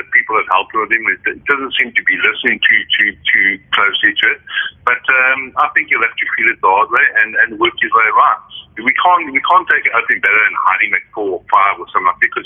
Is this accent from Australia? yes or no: no; South Africa; I'm so happy that I'm South African